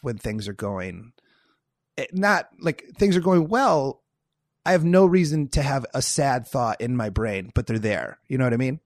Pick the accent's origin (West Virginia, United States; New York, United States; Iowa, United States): Iowa, United States; moved away as an adult; now in Los Angeles, United States; I'm from Iowa